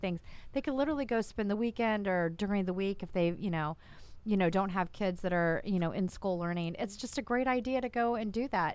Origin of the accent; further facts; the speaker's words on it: Winter Park, Florida, United States; from Orlando originally, I'm from Winter Park